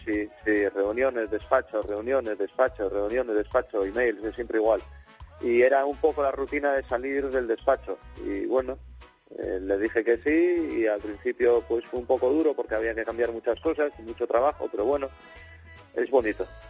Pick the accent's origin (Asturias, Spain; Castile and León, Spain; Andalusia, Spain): Asturias, Spain; Gijón; moved away as an adult; yo, yo soy de Gijón, entonces nacer en Gijón y ser de otro equipo que no sea el Sporting no lo entiendo muy bien